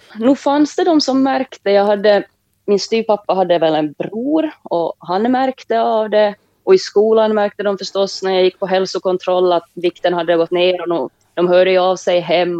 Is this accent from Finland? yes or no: yes; Jakobstad, Ostrobothnia, Finland; moved away; Jag växte upp i Jakobstad i Finland tillsammans med min mamma och min lilla syster